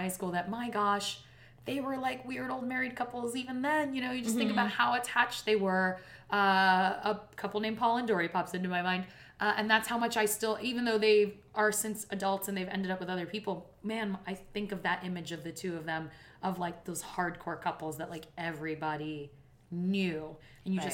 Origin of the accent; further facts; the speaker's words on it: New York City, New York, United States; I grew up in Brooklyn, like, in the city.